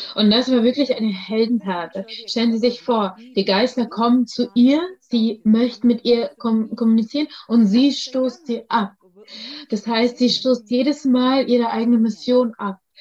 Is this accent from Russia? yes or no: yes; Russia; ich bin in Russland geboren